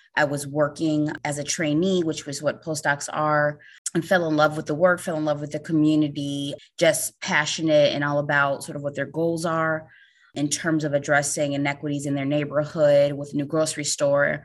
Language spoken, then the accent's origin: English; Chicago, Illinois, United States; moved away as an adult; I'm from Chicago and moved to the East Coast to work at the U S D